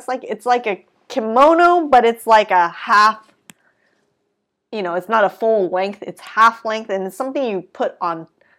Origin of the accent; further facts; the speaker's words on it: Japan; moved away; I'm from Japan, but I've never really like set foot in Osaka.